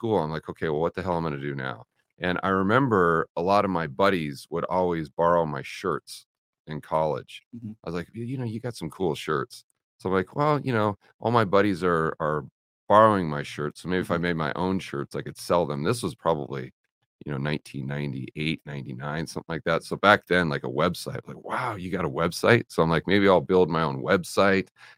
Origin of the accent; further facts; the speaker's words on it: Portland, Oregon, United States; I grew up in Portland, Oregon.